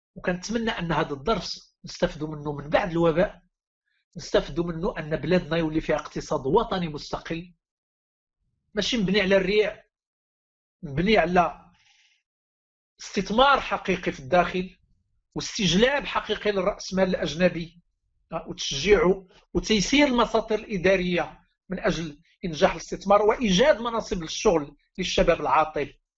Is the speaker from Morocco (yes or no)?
yes; Morocco; لقينا راسنا كمغاربه